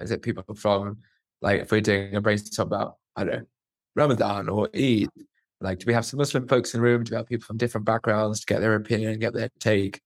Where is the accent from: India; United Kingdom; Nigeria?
United Kingdom; Luton, East of England; I'm a guy that's born and bred in Luton